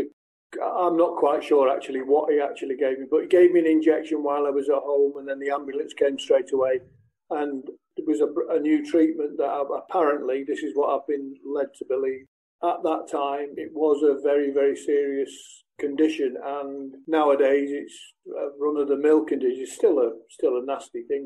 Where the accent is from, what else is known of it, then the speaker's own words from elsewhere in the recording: Sale, North West England, United Kingdom; also born or lived in Manchester; I was born in St. Mary's in Manchester. My mother lived with her mother and father in Sale, which was then Cheshire. It's now Greater Manchester. So I was brought up in Sale